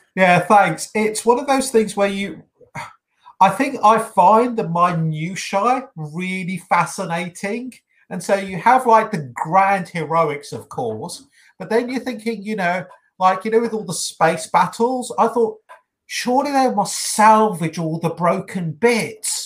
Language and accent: English; United Kingdom; accent: British; you can tell by my accent